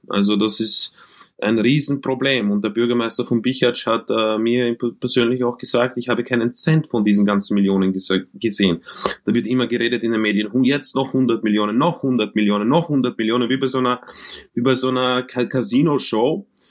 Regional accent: Vienna, Austria; also born or lived in Croatia; Wiener, äh, aufgewachsen in Wien, äh, Flüchtlingskind äh, aus dem ehemaligen Jugoslawienkrieg, aus Kroatien

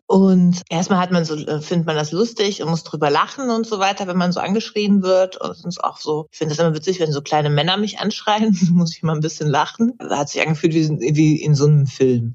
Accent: near Hanover, Lower Saxony, Germany; ich bin ein bisschen weiter weg

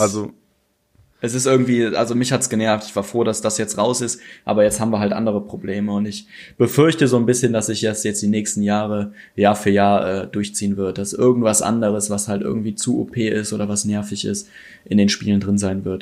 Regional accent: North Rhine-Westphalia, Germany; ich komme ja hier aus dem Raum aus, äh, vom Niederrhein, also ist gar nicht so weit bis Köln

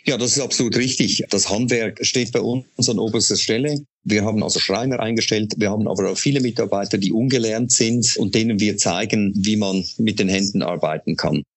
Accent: Switzerland; moved away; Sie hören ja an meiner Stimme, ich komme nicht aus Deutschland gebürtig, sondern ich bin Schweizer

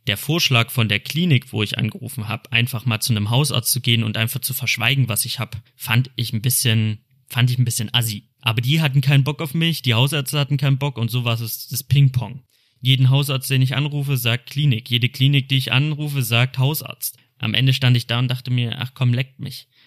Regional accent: Cologne, North Rhine-Westphalia, Germany; Ich komme aus Köln

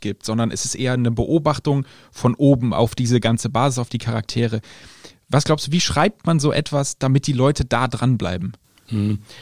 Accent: Germany; selbst ich als Deutscher durfte mit vierzehn noch keinen Wein trinken

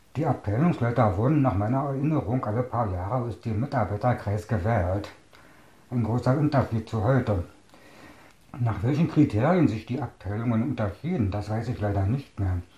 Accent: Staaken, Berlin, Germany; Ich bin 1961 geboren in Starken. Das lag damals im Bezirk Potsdam, gehört heute zu Berlin.

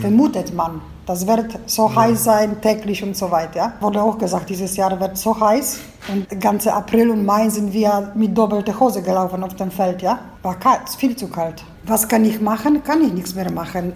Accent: a village near Gubin, Lubusz Voivodeship, Poland; German is a second language; Ich stamme aus dem Dorf

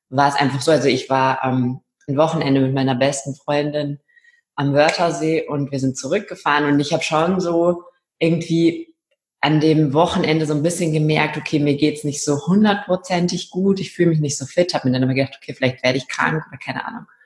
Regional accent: Rhineland, Germany; now in Austria; Ich komme ursprünglich aus dem Rheinland und bin aber der Liebe wegen nach Österreich gezogen.

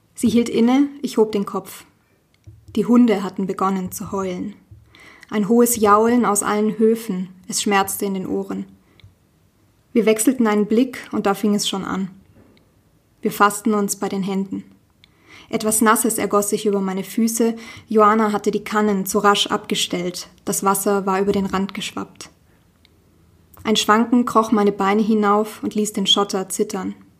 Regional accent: Nuremberg, Bavaria, Germany; ich bin in einem Vorort von Nürnberg tatsächlich aufgewachsen

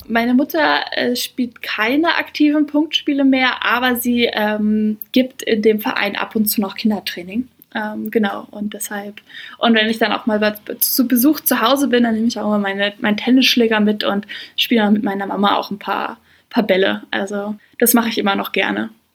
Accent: Braunschweig-Wolfsburg area, Lower Saxony, Germany; moved away as an adult; also born or lived in Marburg, Hesse; ich komme aus Niedersachsen, das ist so Region Braunschweig-Wolfsburg.

